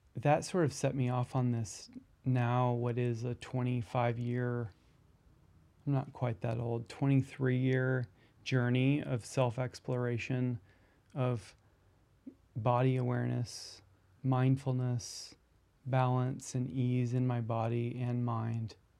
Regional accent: Iowa, United States; moved away as an adult; also born or lived in New York City; now in Des Moines, United States; I'm originally from Iowa

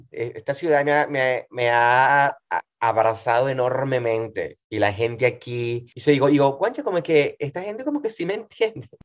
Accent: Montalbán, Carabobo, Venezuela; also born or lived in Valencia, Venezuela; now in New York, United States; soy de Venezuela, de Valencia, Venezuela. De hecho, nací, eh, me crié en un pueblito que se llama Montalbán

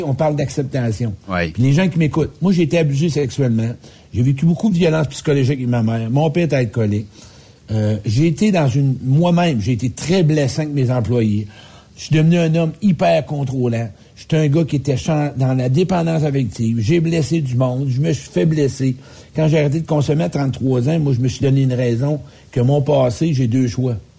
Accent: Quebec, Canada; Moi, je viens du Québec

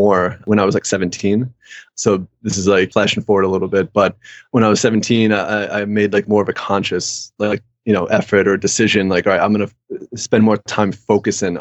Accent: London, United Kingdom; moved away; I grew up in England

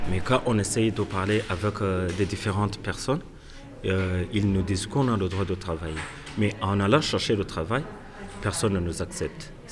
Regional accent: Burundi; moved away as an adult; now in Switzerland; I am from Burundi.

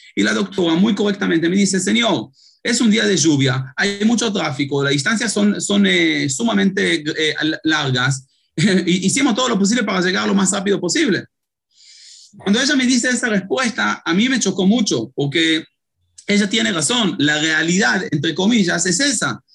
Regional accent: Israel; moved away as an adult; also born or lived in Uruguay; Yo nací en Israel, tengo cinco hijos, dos de ellos uruguayos

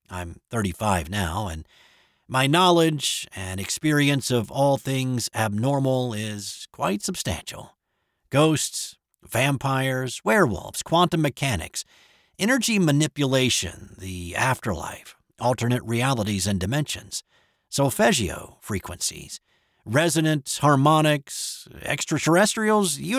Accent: Florence, Alabama, United States; At the time, I was living in my hometown of Florence, Alabama, in the extreme northwest corner of the state.

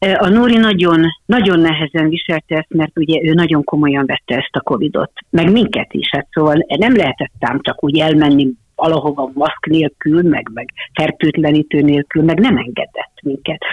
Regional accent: Hungary; hogy ide születtem, hogy én egy magyar színésznő vagyok.

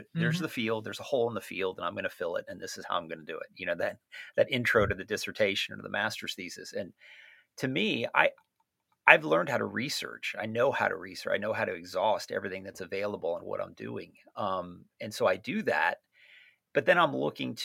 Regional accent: Southwest Florida, United States; where I grew up in Southwest Florida

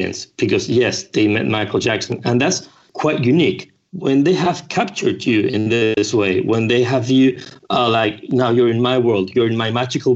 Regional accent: Spain; English is a second language; I'm from Spain. So sometimes, you know, my English is not perfect

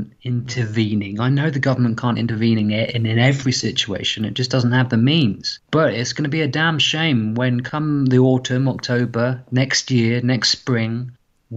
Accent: Portsmouth, South East England, United Kingdom; probably Portsmouth, because that's the environment I've spent most time

